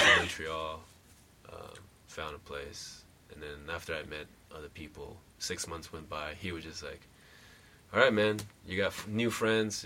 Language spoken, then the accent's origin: English; Taiwan; moved away; also born or lived in Hawaii / Vancouver; I'm from Taiwan